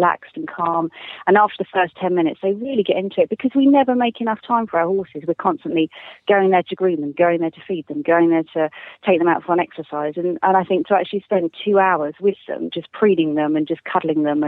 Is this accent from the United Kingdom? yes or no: yes; Scotland, United Kingdom; I am Scottish